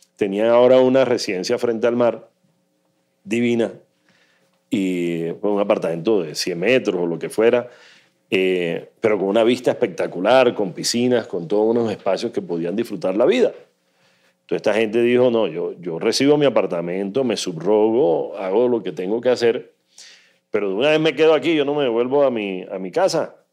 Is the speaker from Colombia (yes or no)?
yes; Colombian Caribbean coast, Colombia; Nosotros somos caribeños y somos mar Caribe.